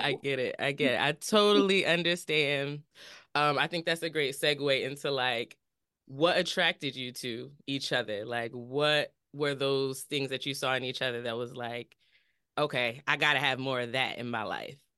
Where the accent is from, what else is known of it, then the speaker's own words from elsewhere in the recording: New Jersey, United States; we're from Jersey